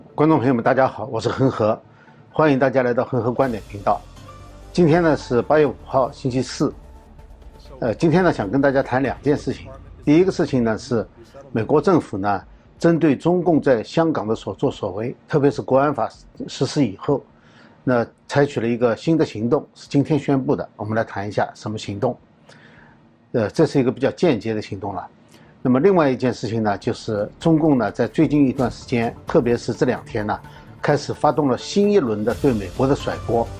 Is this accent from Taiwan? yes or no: no; China; 我们中国人最清楚的呢，是关于六四绿卡